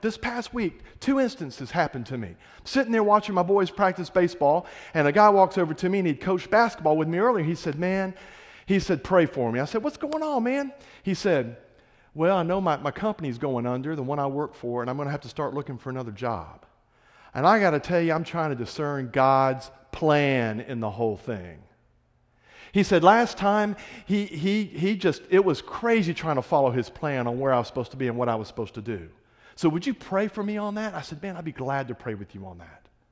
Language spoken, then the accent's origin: English; Florida Panhandle, United States; moved away; I'm from the Florida Panhandle